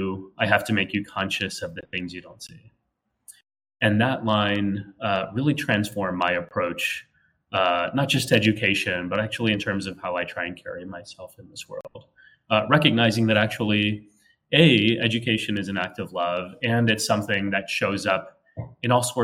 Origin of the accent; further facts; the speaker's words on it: San Antonio, Texas, United States; now in New York City, United States; I was born and raised in Texas, in San Antonio.